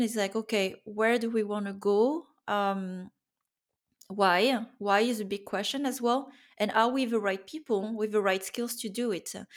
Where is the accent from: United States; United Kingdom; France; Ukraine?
France; moved away as an adult; also born or lived in Germany / Finland; growing up in France